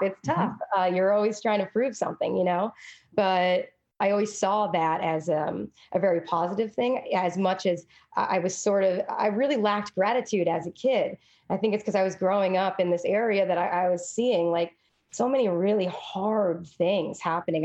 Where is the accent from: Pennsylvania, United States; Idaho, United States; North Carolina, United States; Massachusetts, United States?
Massachusetts, United States; Fitchburg; now in Brooklyn, New York, United States; I grew up in a tough place.